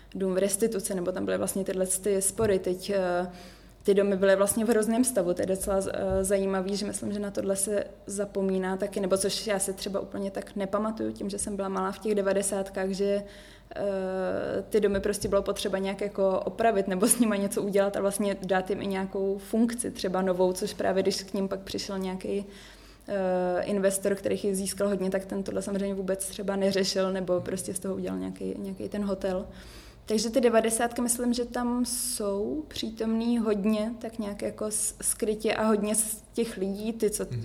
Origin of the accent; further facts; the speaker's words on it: Prague, Czechia; moved away as an adult; now in Marseille, France; já jsem prožila celý život v Praze